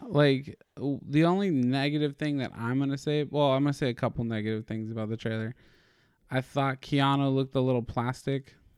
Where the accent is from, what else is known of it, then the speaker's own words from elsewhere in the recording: California, United States; we're Californian